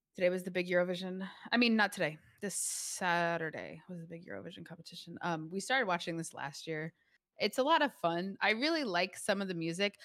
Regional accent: United States; We're American

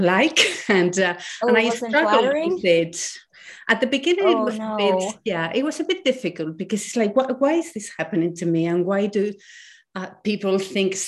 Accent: Spain; I was born in Spain when Spain was still in a dictatorship. And until I was 8, women in my country could not have their own current account

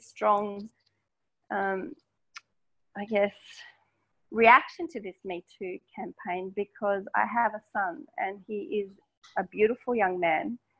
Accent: Melbourne, Victoria, Australia; I'm Australian. I grew up in inner city Melbourne

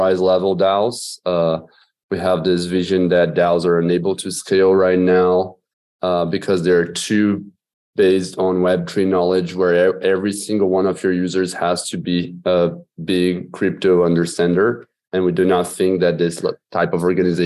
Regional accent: Brazil; I'm from Brazil

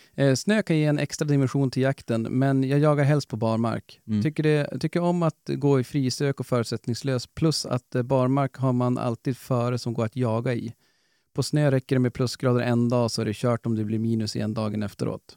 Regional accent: Norrland, Sweden; vi är norrlänningar

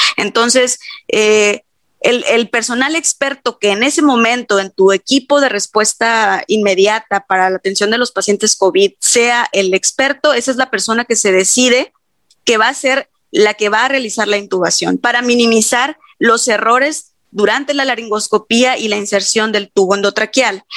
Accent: Mexico; como buenos mexicanos

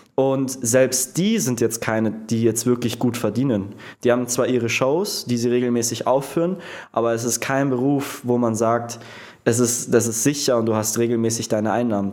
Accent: Prien am Chiemsee, Bavaria, Germany; also born or lived in Munich; bei meinem Ort, wo ich aufgewachsen bin, in Prien

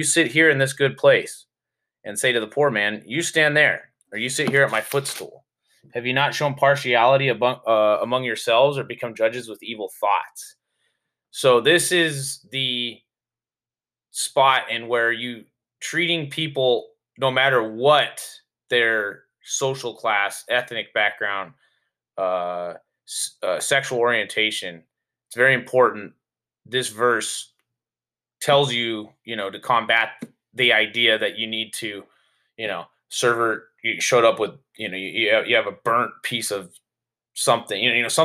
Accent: United States; being from the United States

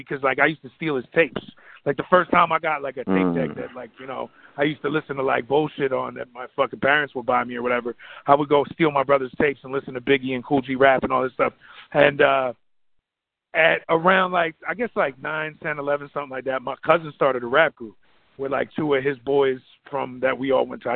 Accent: New Jersey, United States; I'm from Jersey

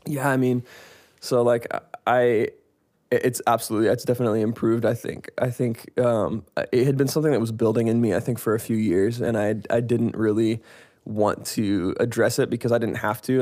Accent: Seattle, Washington, United States; I am from Seattle, Washington

